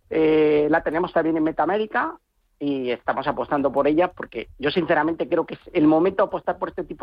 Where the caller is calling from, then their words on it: Bilbao, Basque Country, Spain; de Bilbao.